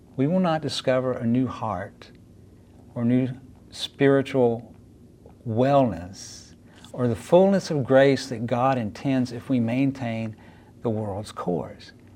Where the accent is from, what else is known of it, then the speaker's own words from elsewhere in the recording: North Carolina, United States; moved away; you probably already realized from my accent that my story probably didn't begin in the Midwest, and you'd be right. Began in a place where folks talk a little funny, North Carolina